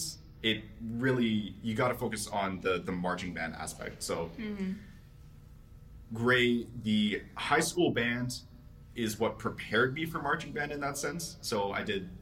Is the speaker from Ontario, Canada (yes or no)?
no; Calgary, Alberta, Canada; moved away as an adult; now in Toronto, Canada; I'm not from the States, for clarification. I've spent my entire life in Canada